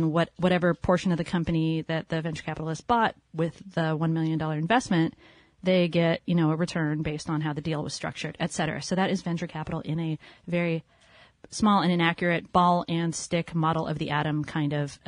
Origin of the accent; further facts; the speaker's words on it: Los Angeles, California, United States; now in San Francisco, United States; I was from Los Angeles, so...